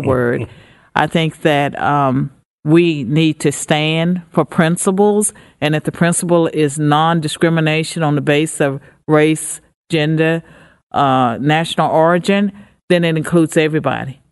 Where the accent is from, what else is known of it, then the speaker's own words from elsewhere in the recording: United States; I'm an American